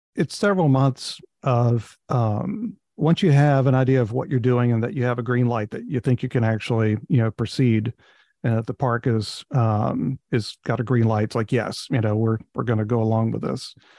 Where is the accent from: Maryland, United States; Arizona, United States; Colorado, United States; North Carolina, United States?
North Carolina, United States; now in Hershey, United States; I'm from North Carolina